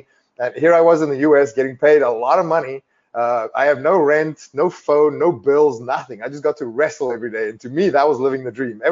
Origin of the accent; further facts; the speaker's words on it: South Africa; growing up in South Africa